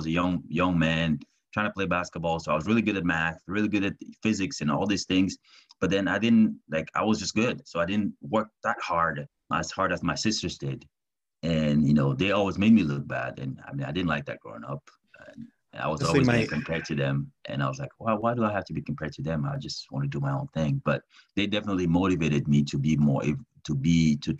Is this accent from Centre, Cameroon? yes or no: no; Douala, Littoral, Cameroon; I was born and raised in Douala, which is the largest city in Cameroon.